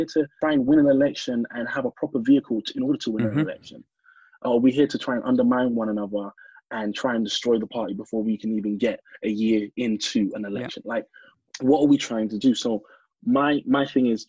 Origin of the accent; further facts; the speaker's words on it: London, United Kingdom; as a black man growing up in Hackney